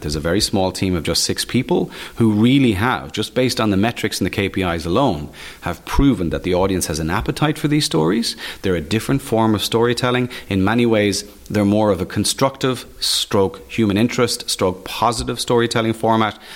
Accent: Waterford, Munster, Ireland; I am Irish. I was born in Waterford. I've basically spent my entire life living in Ireland.

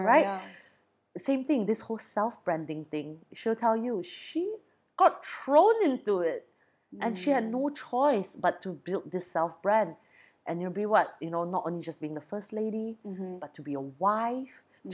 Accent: Brunei; I'm from Brunei.

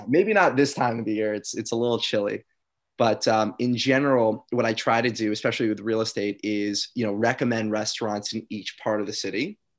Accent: New York, United States; I'm from New York

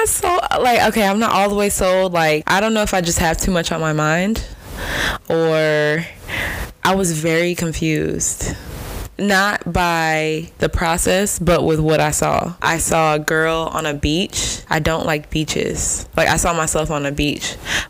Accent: Nigeria; being Nigerian

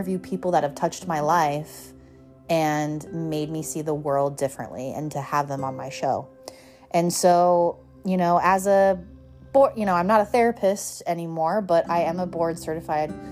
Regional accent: Colorado, United States; moved away as an adult; now in Southern California, United States; moving from growing up in Colorado to moving to Southern California

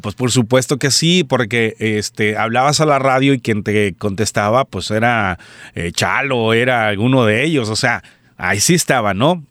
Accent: Colima, Mexico; also born or lived in Quesería, Colima; soy originario de Colima, es mexicano, originario de Colima, México

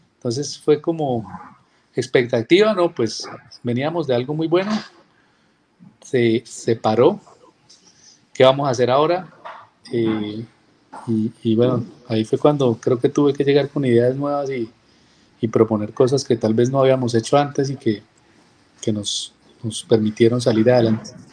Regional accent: Cúcuta, Norte de Santander, Colombia; Yo soy cucuteño, yo nací acá en la ciudad

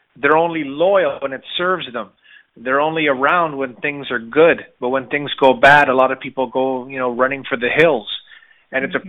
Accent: Canada; I was born in Canada, but my mother's from the Caribbean

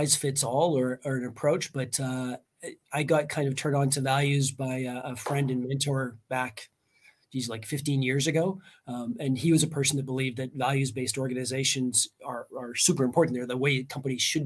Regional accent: Canada; moved away as an adult; now in Estonia; I'm not Estonian. I'm Canadian, lived and worked in like 8 different countries

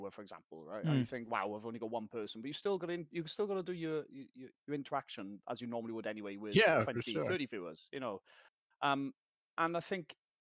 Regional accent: South Wales, United Kingdom; I'm from Wales, South Wales.

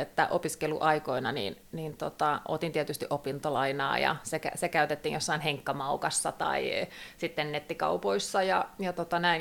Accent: Turku area, Southwest Finland, Finland; tämä on koti, kun Kaarina tuli vastaan

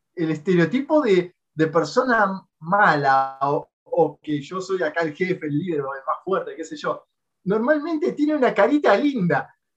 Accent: Argentina; now in Japan; yo que vengo de Latinoamérica, Argentina, yo estoy acostumbrado a, allá a escuchar tiroteos en la calle

